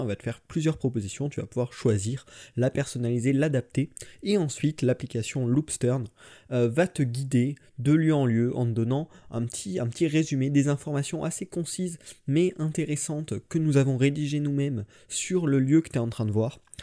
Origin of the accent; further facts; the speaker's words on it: Limoges, Nouvelle-Aquitaine, France; moved away as an adult; now in Saint-Mandé, France; je viens de Limoges, maintenant je suis à Saint-Mandé, juste à côté de Paris, euh, pour mes études